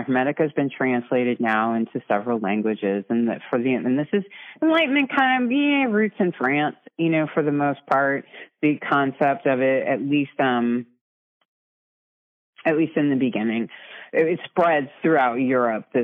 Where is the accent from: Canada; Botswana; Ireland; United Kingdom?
Ireland; I'm Irish.